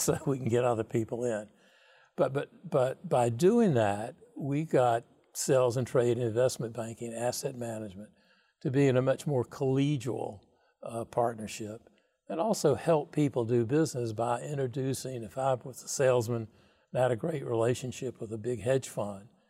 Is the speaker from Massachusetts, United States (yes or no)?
no; North Carolina, United States; moved away; also born or lived in New York City; I grew up in North Carolina town of, I don't know, seven thousand people, Milltown.